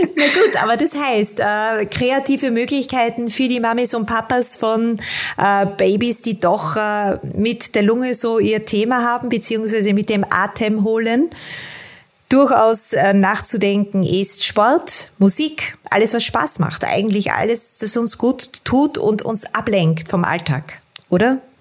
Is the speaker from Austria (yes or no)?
yes; Austria; bei uns in Österreich